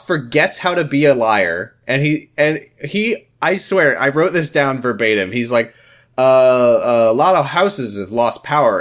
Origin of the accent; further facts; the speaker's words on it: Washington, United States; I'm from Washington